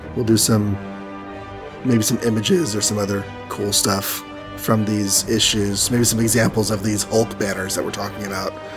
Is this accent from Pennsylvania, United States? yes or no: no; Texas, United States; I'm from Texas